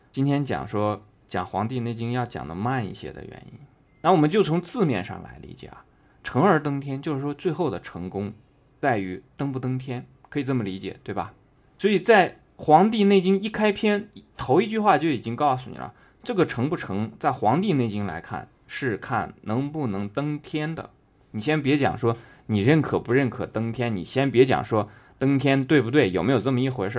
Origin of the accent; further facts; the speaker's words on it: China; 我们中国人